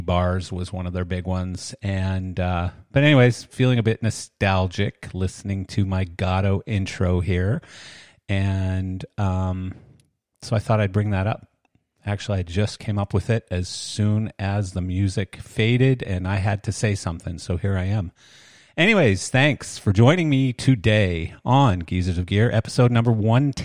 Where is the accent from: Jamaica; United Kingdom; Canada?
Canada; moved away as an adult; now in Florida, United States; I am Canadian